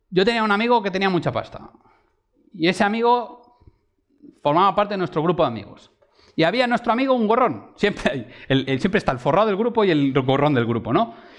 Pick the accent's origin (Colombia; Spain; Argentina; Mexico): Spain; Valencian Community; mi pueblo en Valencia